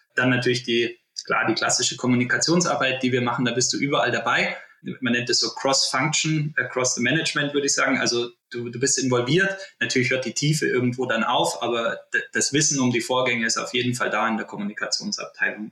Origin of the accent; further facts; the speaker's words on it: Germany; also born or lived in Oberwiesenthal, Saxony / Berchtesgaden, Bavaria / Munich; Ich äh, bin in Oberwiesenthal und im Berchtesgaden aufgewachsen